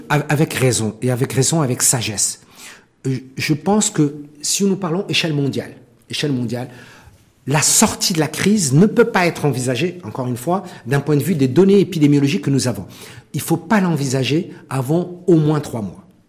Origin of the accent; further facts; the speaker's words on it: Morocco; en tant que Marocain